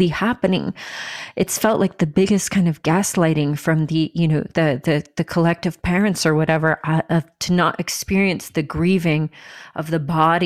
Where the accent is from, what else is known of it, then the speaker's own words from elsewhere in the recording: United States; here we are in America. Like, this is where you were born, I guess. I was born here.